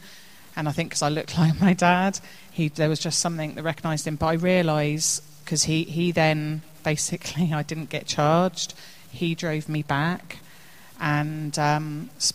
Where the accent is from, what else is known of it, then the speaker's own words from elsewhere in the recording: Woodley, South East England, United Kingdom; also born or lived in Reading; So I was born in Reading, at Delwood, and grew up in Woodley